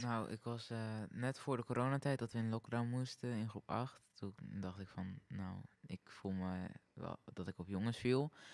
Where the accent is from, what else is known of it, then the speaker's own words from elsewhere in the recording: Netherlands; ik kom uit Hilsum